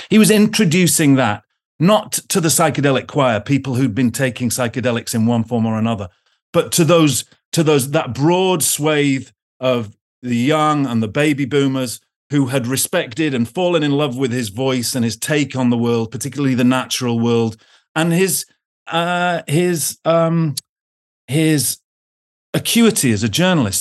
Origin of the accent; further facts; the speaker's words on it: United Kingdom; now in Oxford, United Kingdom; being British